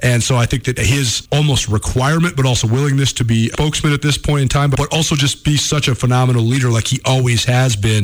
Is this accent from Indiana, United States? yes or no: no; Missoula, Montana, United States; It's great growing up in Montana. That's why we love living back here. I'm so happy to be back in my hometown